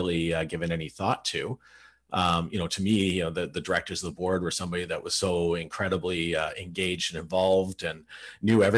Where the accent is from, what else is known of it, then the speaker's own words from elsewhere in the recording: Burlington, Ontario, Canada; I grew up in Burlington, Ontario, which is where I still live.